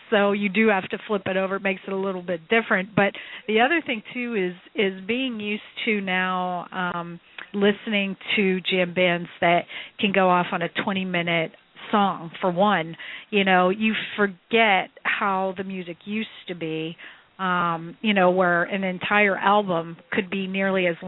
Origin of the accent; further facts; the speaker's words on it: Pittsburgh, Pennsylvania, United States; I'm from Pittsburgh originally, into Pittsburgh from the suburbs